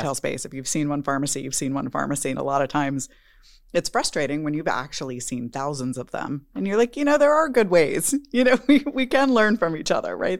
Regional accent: Texas, United States; as a Texan

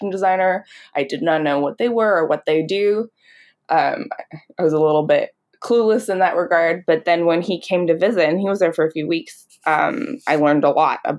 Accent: Calgary, Alberta, Canada; I grew up in Calgary, Alberta

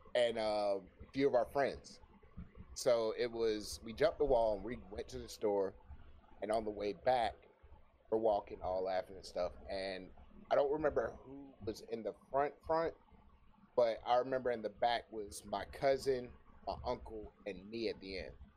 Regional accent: Florida, United States; moved away; I used to live in Florida

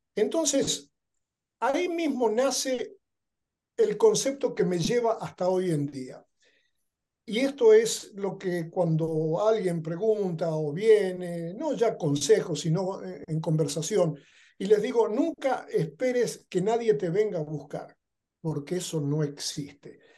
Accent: Argentina; moved away as an adult; now in Los Angeles, United States; Yo soy original de Argentina

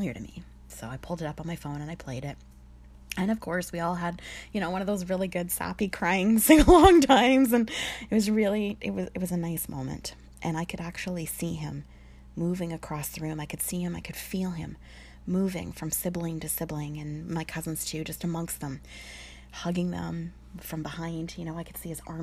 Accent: Sudbury, Ontario, Canada; I'm from Sudbury. It's the nickel capital of the world.

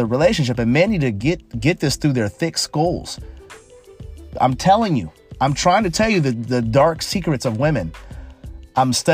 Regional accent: United States; I'm a American man

